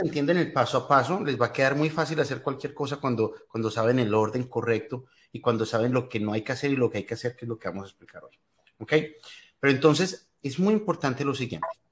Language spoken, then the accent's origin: Spanish; Colombia; moved away as an adult; now in United States; soy de Colombia, llevo acá en los Estados Unidos ya más de 20 años